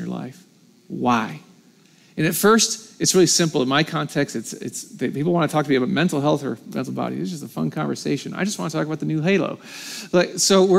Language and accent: English; United States; I'm American